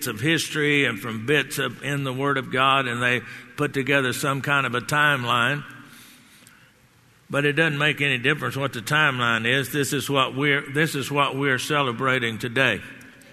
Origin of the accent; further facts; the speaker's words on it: Texas, United States; I'm from Texas